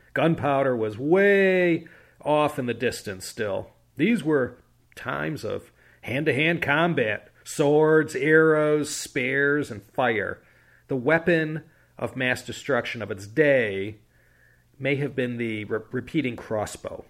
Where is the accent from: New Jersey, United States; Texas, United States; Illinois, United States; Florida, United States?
Illinois, United States; Chicago; now in Claremont, United States; having grown up in Chicago